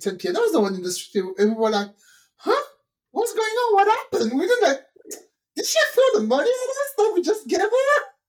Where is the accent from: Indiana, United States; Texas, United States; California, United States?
Texas, United States; I'm sorry. I'm from Texas.